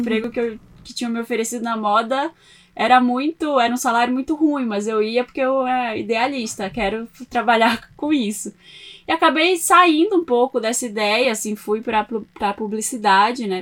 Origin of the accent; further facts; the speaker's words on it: Belém, Pará, Brazil; moved away as an adult; now in São Paulo, Brazil; eu sou de Belém do Pará, nasci lá, cresci muito com uma coisa de moda na cabeça